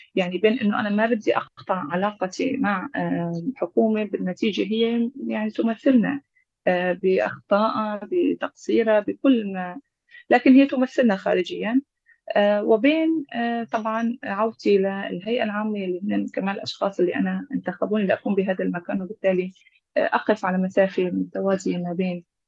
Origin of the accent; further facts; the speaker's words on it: Aleppo Governorate, Syria; من مواليد مدينة حلب 1980